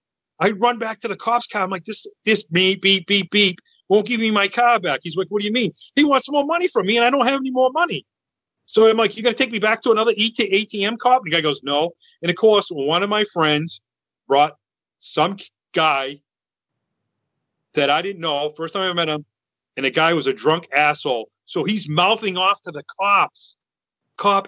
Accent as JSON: {"language": "English", "region": "Massachusetts", "country": "United States", "said": "I'm from Massachusetts"}